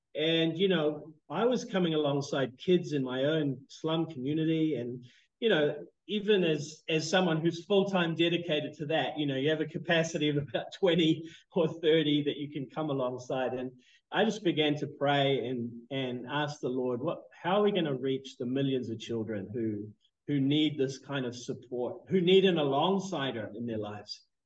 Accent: New Zealand; moved away as an adult; also born or lived in Canada; now in Phnom Penh, Cambodia; I was born in Canada, but um, grew up in New Zealand. You can probably hear that that strange accent.

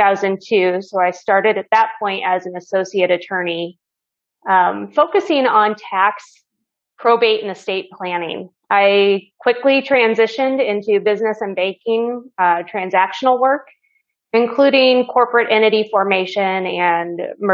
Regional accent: Iowa, United States; I grew up in Iowa on a farm.

